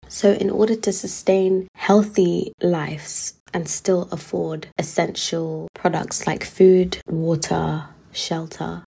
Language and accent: English; London, United Kingdom; moved away as an adult; now in York, United Kingdom; I've been in London my whole life, like as in from childhood